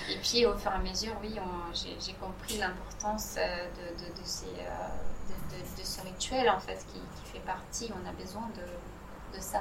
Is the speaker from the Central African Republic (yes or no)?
no; Italy; dans mon pays d'origine, qui est l'Italie, euh, la cuisine euh, était toujours le centre de, des événements